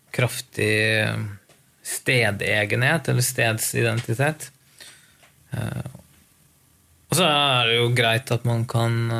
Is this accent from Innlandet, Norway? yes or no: yes; Lillehammer, Innlandet, Norway; Lillehammer er jo liksom stedet hvor jeg vokste opp. Eller si, jeg er fra Gudbrandsdalen, så jeg gikk på skole